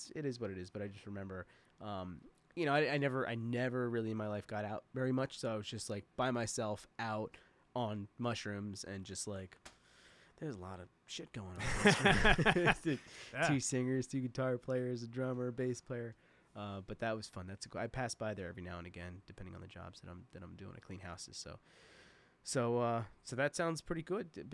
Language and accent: English; Red Bank, New Jersey, United States; I'm from Red Bank